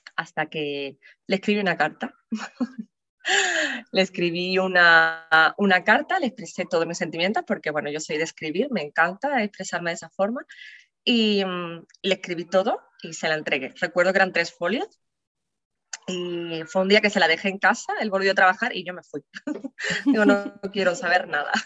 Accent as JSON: {"language": "Spanish", "town": "San Fernando", "region": "Andalusia", "country": "Spain", "said": "soy de San Fernando, Cádiz"}